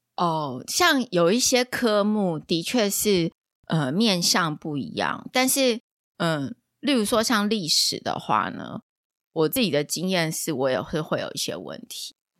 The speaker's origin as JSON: {"language": "Chinese", "country": "Taiwan", "said": "我们台湾人"}